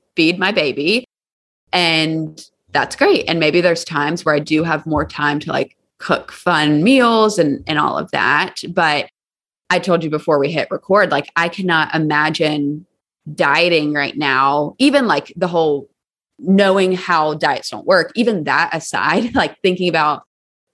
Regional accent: Charleston, South Carolina, United States; now in Nashville, United States; I'm from Charleston, South Carolina

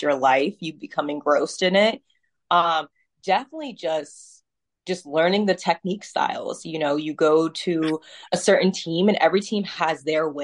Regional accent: Pennsylvania, United States; now in Ohio, United States; I'm originally from Pennsylvania and I moved to Ohio later on in my life

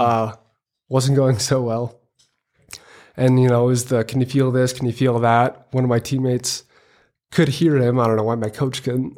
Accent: Hills, Minnesota, United States; I am from Hills, Minnesota

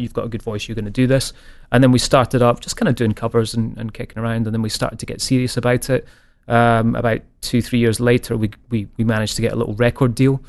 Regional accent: Scotland, United Kingdom; being Scottish

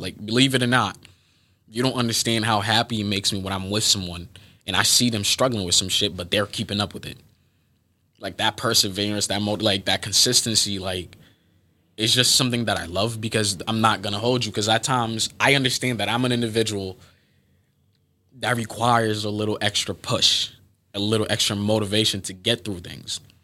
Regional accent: Boston, Massachusetts, United States; I am from Boston, Massachusetts

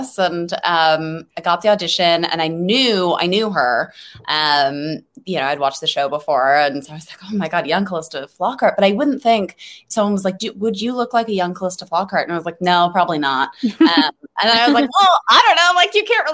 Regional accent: Los Angeles, California, United States; I'm from LA, actually. Born and raised in LA and Hollywood

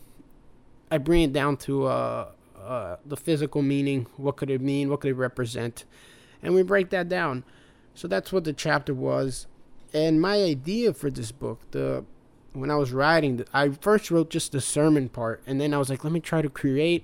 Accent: United States; also born or lived in Brazil; I was born in Brazil, but mostly raised here in America. So I am an American at heart, but Brazilian by birth

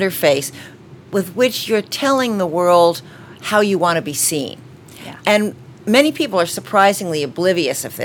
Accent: Washington, District of Columbia, United States; also born or lived in Boston; I was born in Boston and grew up mostly in Washington, D.C.

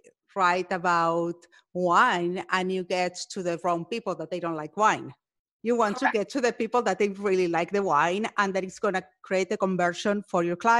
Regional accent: Argentina; Well, I'm from Argentina.

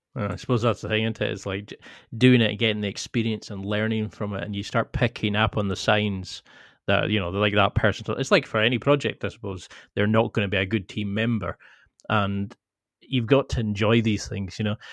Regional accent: the Highlands, Scotland, United Kingdom; I come from the Highlands

